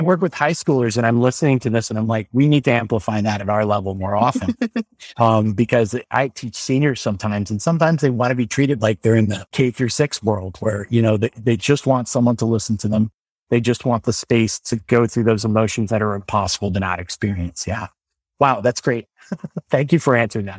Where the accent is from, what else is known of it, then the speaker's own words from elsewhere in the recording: Normal, Illinois, United States; I went to a lab school called Thomas Metcalf School in Illinois. I'm from the town of Normal.